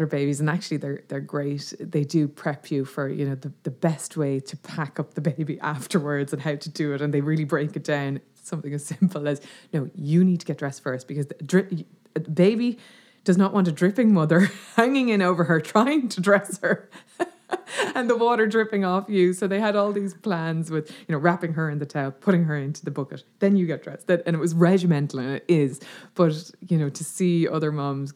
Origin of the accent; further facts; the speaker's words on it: Dublin, Leinster, Ireland; moved away as an adult; now in West Clare, Ireland; I grew up in Dublin, but my mum and dad are from Clare and all our family are in Clare